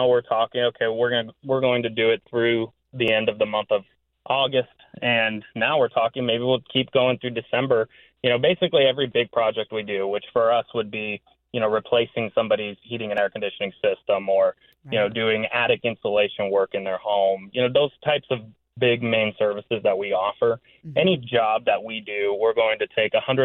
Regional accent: Sacramento, California, United States; I was born and raised here. I graduated from El Camino High School in Carmichael in 2011.

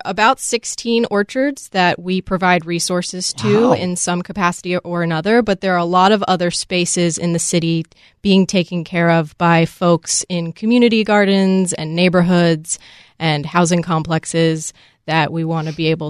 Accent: Virginia, United States; now in Washington, United States; I did not grow up here. I grew up in Virginia.

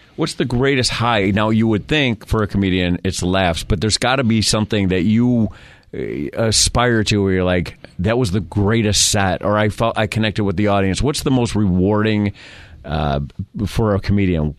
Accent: Rochester, New York, United States; moved away; I'm from Rochester, New York

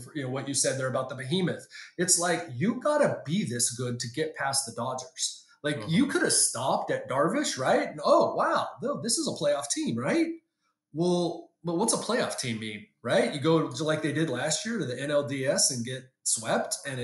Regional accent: San Diego, California, United States; I grew up in San Diego

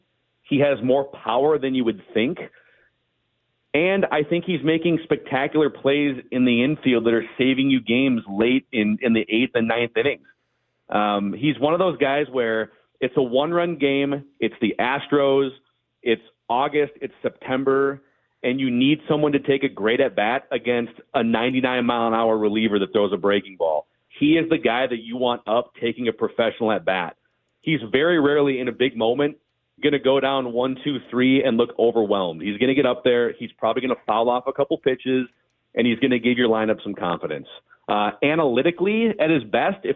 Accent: Minnesota, United States; also born or lived in Queen Anne, Seattle; I'm from Minnesota.

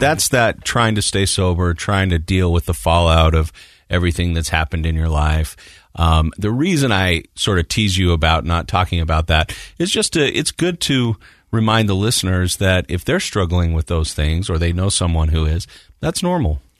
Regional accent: Morgan, United States; I grew up in Morgan

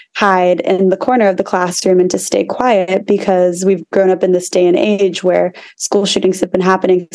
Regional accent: United States; Growing up in America

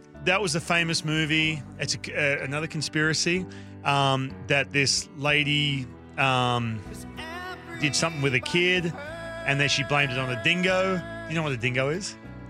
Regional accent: Australia; now in Seattle, United States; He's actually from my hometown, believe it or not.

